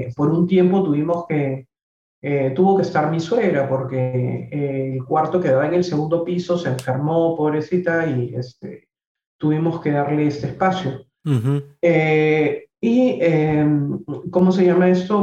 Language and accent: Spanish; Peru; a mí mi país me, me maravilla, me encanta.